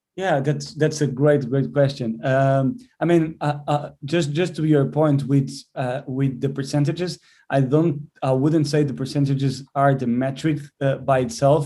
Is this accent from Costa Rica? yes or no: no; Portugal; moved away as an adult; also born or lived in England; now in Birmingham, United Kingdom; I'm from Portugal